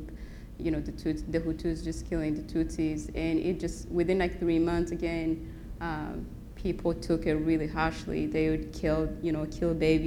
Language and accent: English; Rwanda; now in Spokane, United States; I was born and raised in Rwanda